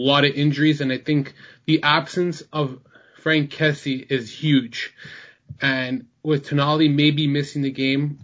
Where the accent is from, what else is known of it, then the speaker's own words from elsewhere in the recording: Toronto, Ontario, Canada; I'm from Toronto